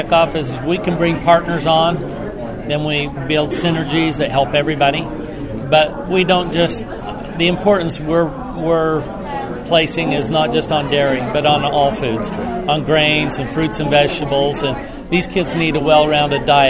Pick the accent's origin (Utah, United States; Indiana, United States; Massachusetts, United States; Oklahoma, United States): Utah, United States; Midway; I'm from Midway, Utah